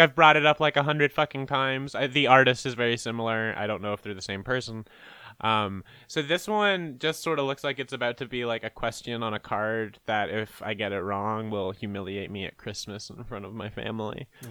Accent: Canada; I'm Canadian

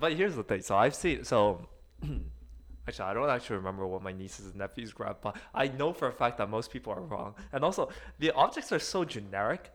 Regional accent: South Korea; moved away; also born or lived in Seoul; I was born in Korea. I was born in one of the country's side cities

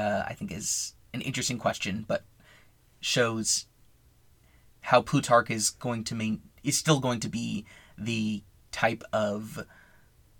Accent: United States; as an American

